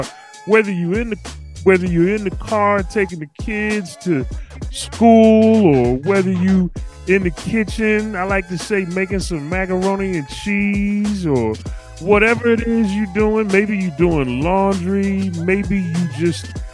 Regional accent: Philadelphia, Pennsylvania, United States; I'm the Philly from …, from the city of brotherly love and sisterly affection

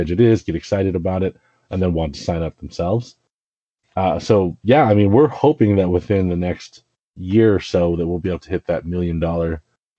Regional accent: Richmond, Virginia, United States; moved away; I grew up outside of Richmond in Virginia

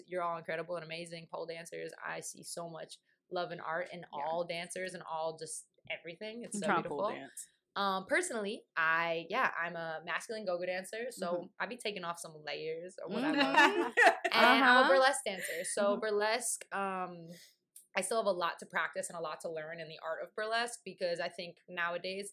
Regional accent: New York, United States; I'm from New York

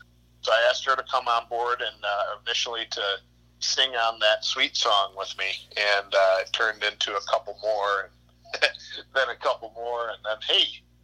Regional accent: Eden, New York, United States; We ended up picking three locations in my hometown of Eden, New York.

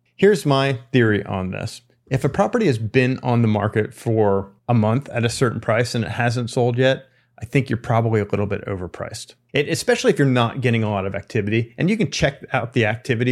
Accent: East Coast, United States; moved away; I'm from the East Coast

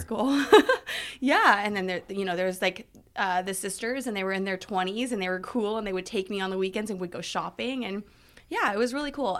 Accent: California, United States; also born or lived in Thermopolis, Wyoming; in my formative years from kindergarten on, have been in California

